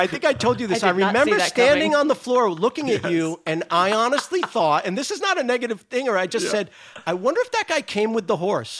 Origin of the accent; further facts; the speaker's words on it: Rhode Island, United States; accent: Rhode Island; moved away as an adult; now in California, United States; where are you from? And I said, Rhode Island.